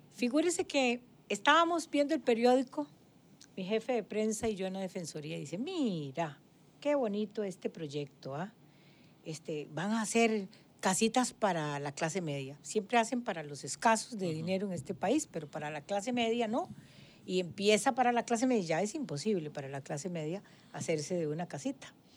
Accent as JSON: {"language": "Spanish", "town": "Guadalupe", "region": "San José", "country": "Costa Rica", "tie": "born or raised there", "said": "yo me crié en Guadalupe toda mi vida"}